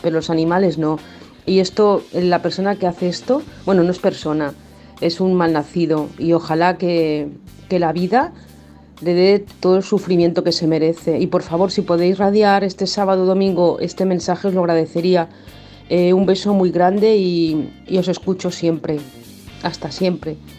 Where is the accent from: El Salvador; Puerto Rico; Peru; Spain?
Spain; Barcelona, Catalonia; soy de Barcelona